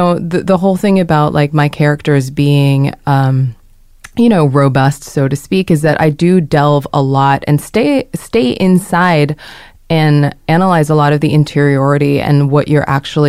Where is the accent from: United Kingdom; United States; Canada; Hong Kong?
Hong Kong; moved away; I grew up in Hong Kong as a Korean, like going to British school